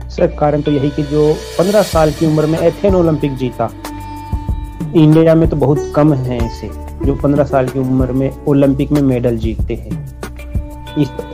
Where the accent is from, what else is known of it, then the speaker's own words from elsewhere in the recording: Jaipur, Rajasthan, India; जयपुर राजस्थान का रहने वाला हूँ मैं